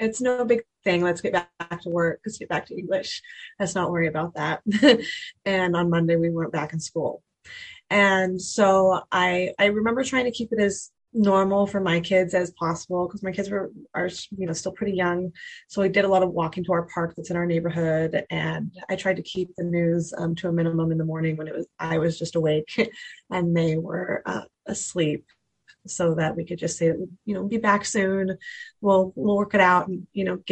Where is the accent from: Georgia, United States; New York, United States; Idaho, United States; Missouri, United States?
Idaho, United States; Boise; I was born and raised in Boise, Idaho. So I've lived here my entire life